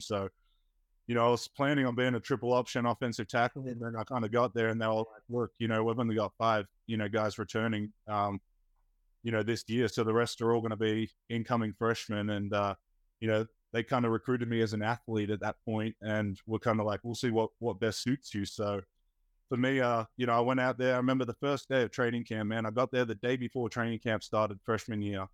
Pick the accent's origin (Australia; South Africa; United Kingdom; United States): Australia; Melbourne, Victoria; moved away; I grew up in Australia